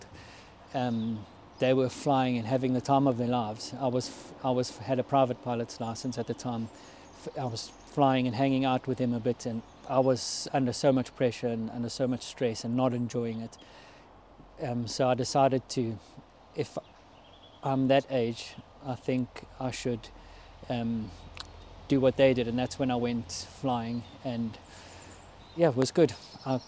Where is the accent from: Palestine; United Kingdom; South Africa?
South Africa; being a South African